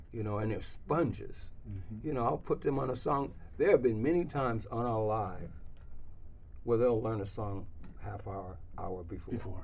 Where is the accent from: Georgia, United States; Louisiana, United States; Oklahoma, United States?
Louisiana, United States; I grew up, you know, I'm from Louisiana